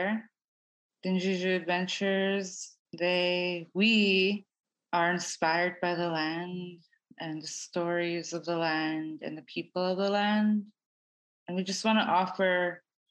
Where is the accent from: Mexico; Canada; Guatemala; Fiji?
Canada; Fort McPherson, Northwest Territories; I am Tetlek Gwich'in, which means people of the headwaters, and I am from Fort McPherson